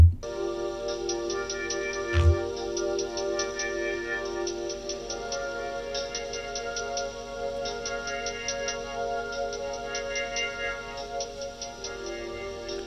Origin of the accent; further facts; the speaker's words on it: United Kingdom; I'm the British butler